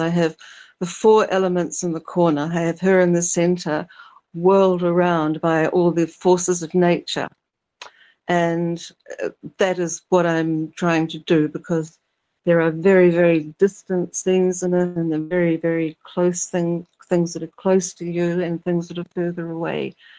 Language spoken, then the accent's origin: English; Little Barrier Island, Auckland, New Zealand; moved away; I grew up on Little Barrier